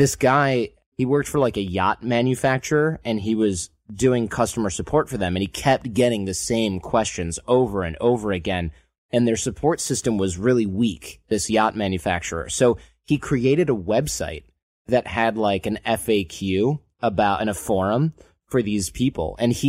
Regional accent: Michigan, United States; Or if you grew up where I grew up in Michigan

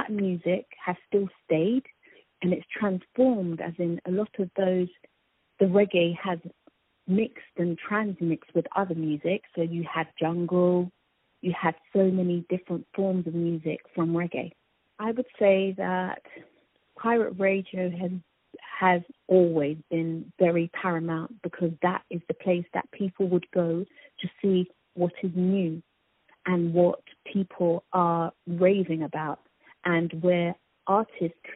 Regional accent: London, United Kingdom; I grew up in Northwest London, Harlesden

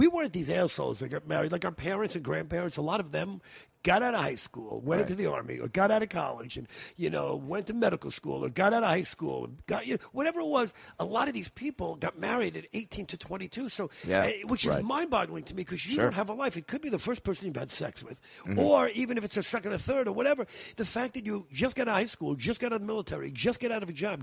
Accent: New York, United States; moved away as an adult; now in California, United States; when I was a kid, growing up in New York

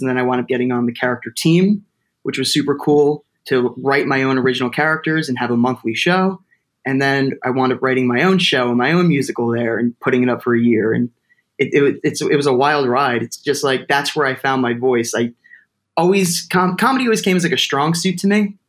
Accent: Toms River, New Jersey, United States; my hometown like a place to do theater called Exit 82 Theater Company because I'm from Tom's River

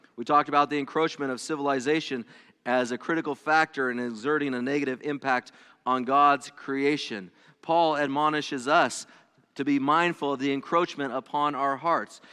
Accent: California, United States; first language English; moved away as an adult; now in Ohio, United States; I was born, I was not born, but I was raised in California and spent most of my life there

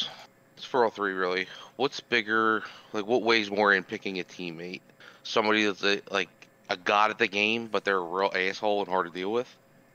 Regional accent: New Jersey, United States; I'm from Jersey.

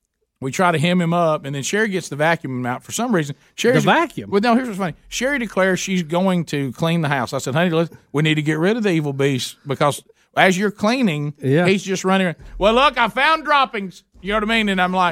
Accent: the South, United States; I'm a Southerner

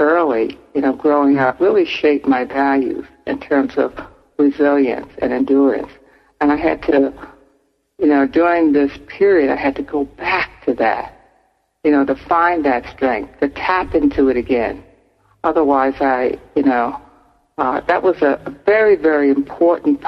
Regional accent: Newark, New Jersey, United States; I was born I was raised in Newark, New Jersey's housing projects

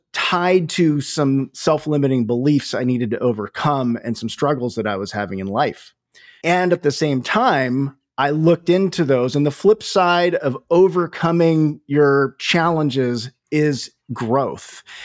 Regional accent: California, United States; So I grew up in Northern California.

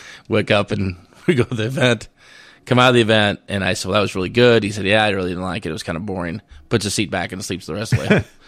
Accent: Missouri, United States; And my home territory, my hometown, was in the very far southeast part of the district, 16 counties in northwest Missouri, 154,000 people.

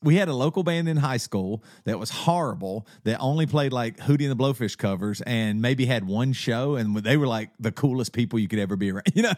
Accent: South Carolina, United States; moved away as an adult; also born or lived in Seattle, Washington; now in Charlotte, United States; growing up in the South Carolina

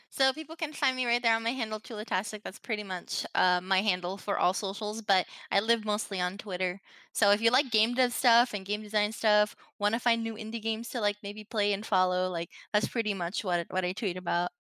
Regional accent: Puerto Rico; moved away; also born or lived in New Jersey; growing up in Puerto Rico

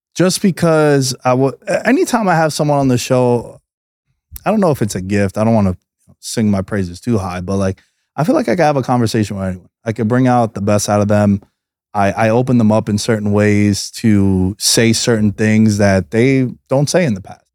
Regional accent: New York City, New York, United States; moved away as an adult; now in Las Vegas, United States; Growing up in Queens

